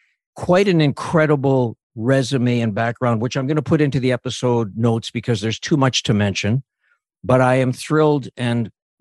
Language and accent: English; Canada; born there; Just to put in perspective, I was born in Canada.